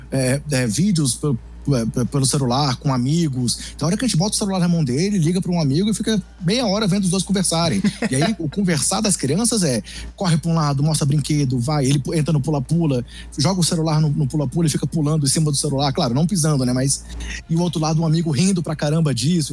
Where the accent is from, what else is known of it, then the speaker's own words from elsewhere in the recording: Brasília, Federal District, Brazil; como sou de Brasília, sou torcedor aqui do, do time de Brasília